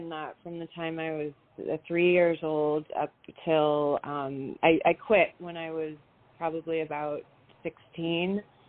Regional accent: San Francisco, California, United States; born there; also born or lived in England / Bay Area / Canada; I was born in San Francisco, and we moved a lot. We moved to England for about 5 years and then back to the Bay Area.

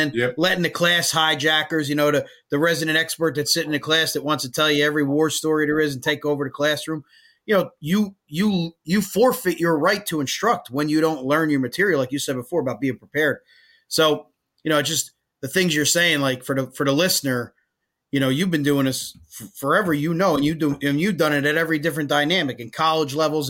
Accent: Woodbridge Township, New Jersey, United States; we're both from Woodbridge Township

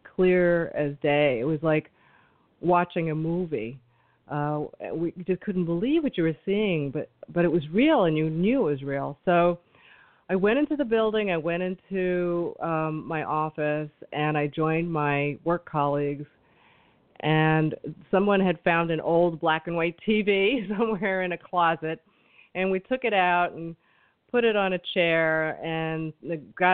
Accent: New York City, New York, United States; Now I'm a New Yorker

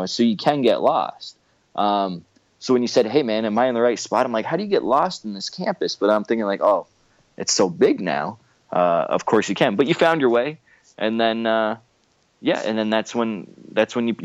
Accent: Windsor, Ontario, Canada; St. Clair College. So just so you know, I graduated from that college. That's my hometown

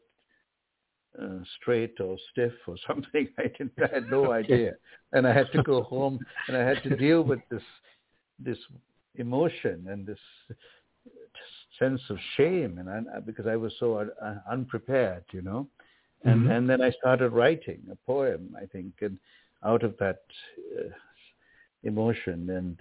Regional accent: Sri Lanka; moved away; my own birth place, which is Ceylon

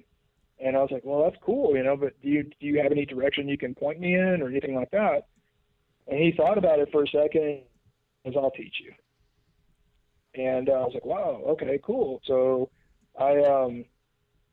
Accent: Memphis, Tennessee, United States; born and raised in Memphis

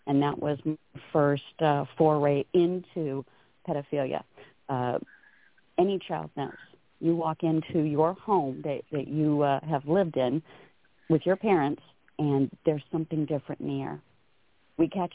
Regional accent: Downey, California, United States; moved away as an adult; now in Sacramento, United States; I was born in Downey, but I was born and raised in L.A. County, California. I have lived in Sacramento these last, my gosh, almost 40-some-odd

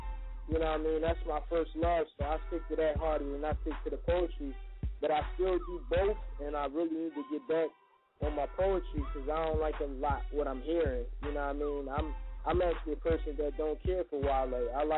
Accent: Philadelphia, Pennsylvania, United States; in my hometown in Philly

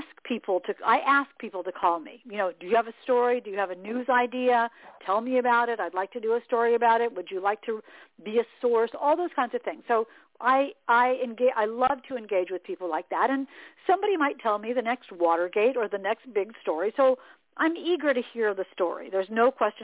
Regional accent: Indianapolis, Indiana, United States; moved away as an adult; also born or lived in Atlanta / Boston; I'd been on the air in Indianapolis, my hometown

